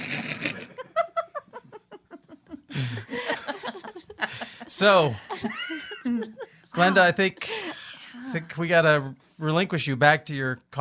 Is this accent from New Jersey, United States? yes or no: no; Olympia, Washington, United States; we're from Olympia